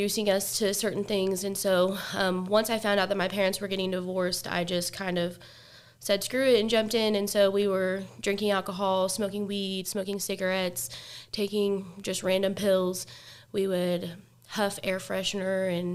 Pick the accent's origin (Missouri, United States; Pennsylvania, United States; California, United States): Missouri, United States; Lee's Summit; I grew up in Lee Summit, Missouri, in the suburbs right outside of Kansas City